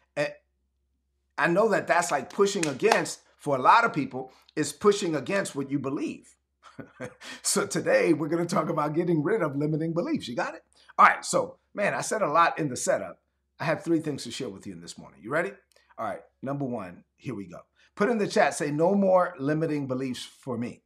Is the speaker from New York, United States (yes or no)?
yes; Brooklyn, New York, United States; growing up in Brooklyn and my mom being an immigrant